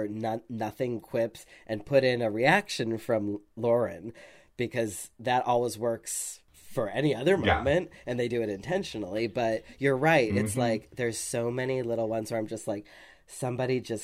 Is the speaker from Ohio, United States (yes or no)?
no; Boston, Massachusetts, United States; I grew up in Brighton, Massachusetts